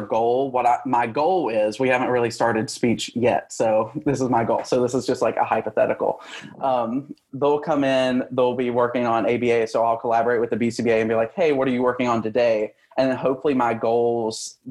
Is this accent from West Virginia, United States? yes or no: yes; West Virginia, United States; moved away as an adult; now in Georgia, United States; I come from West Virginia, so it's a very small state